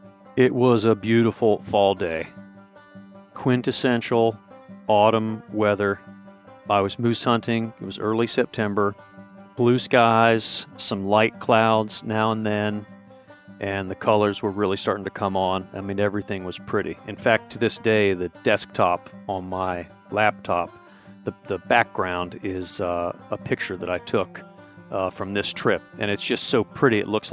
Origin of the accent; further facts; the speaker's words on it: Ohio, United States; I am originally from Ohio, but I tell everyone that I've lived as many places as 10 people.